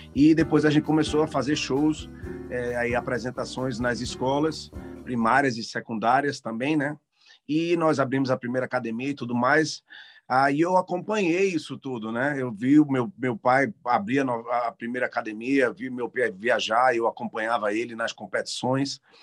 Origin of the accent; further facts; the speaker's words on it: Brazil; now in Canada; Eu sou brasileiro